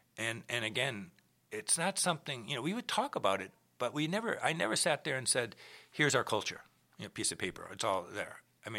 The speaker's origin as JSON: {"language": "English", "region": "Minnesota", "country": "United States", "said": "You know, you come from Iowa, I come from Minnesota. There is a difference in Midwest, you know"}